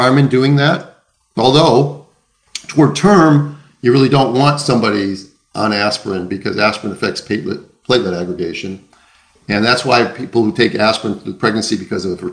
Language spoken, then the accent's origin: English; the Land O'Lakes, Minnesota, United States; I come from the Land O'Lakes